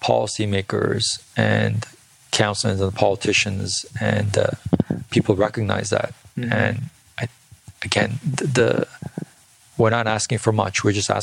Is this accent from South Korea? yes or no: yes; South Korea; also born or lived in India / Bangladesh / United States; I originally born and raised in South Korea. I grew up in India, South India and Bangladesh, and, you know, and I went to school in the US for a little bit.